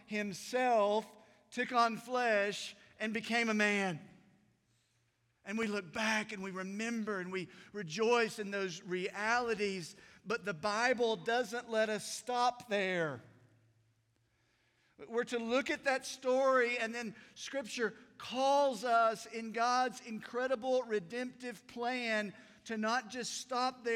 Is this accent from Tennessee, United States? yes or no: yes; Unicoi County, Tennessee, United States; I grew up in Unicoi County